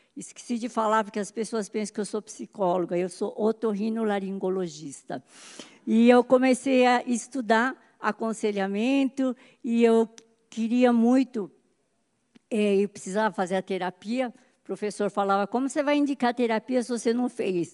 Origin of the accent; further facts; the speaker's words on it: São Paulo, Brazil; now in Campinas, Brazil; eu nasci em São Paulo